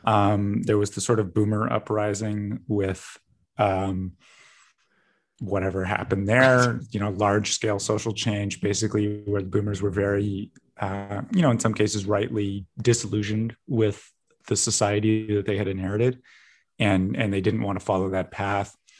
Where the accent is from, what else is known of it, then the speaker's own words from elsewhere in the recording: Vancouver, British Columbia, Canada; growing up as a Canadian, at least, I, I am actually an American citizen